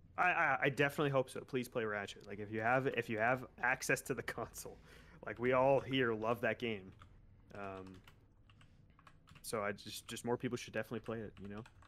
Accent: West Palm Beach, Florida, United States; West Palm Beach, my hometown

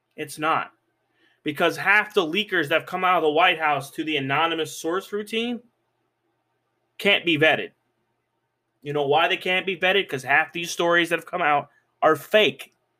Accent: United States

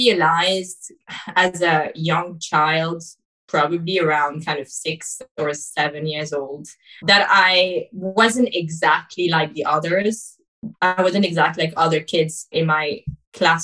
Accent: Paris, Île-de-France, France; I was born in France, Paris, and this is where I grew up as well

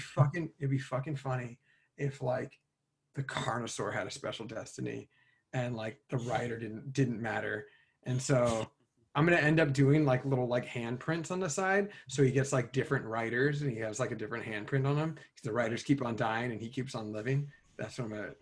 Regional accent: California, United States; also born or lived in Cincinnati, Ohio; I grew up in California, but like I moved there when I was three

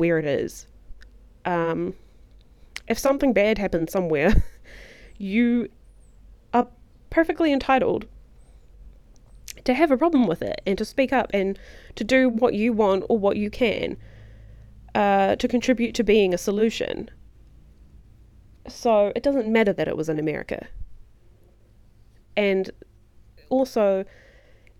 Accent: New Zealand; I'm from New Zealand

